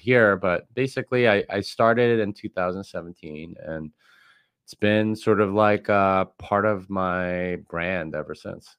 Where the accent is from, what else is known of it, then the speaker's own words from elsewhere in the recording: Texas, United States; I'm from Texas